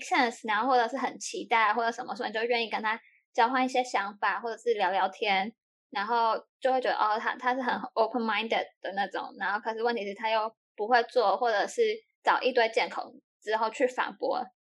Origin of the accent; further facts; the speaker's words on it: Taiwan; moved away; 我是台湾人呢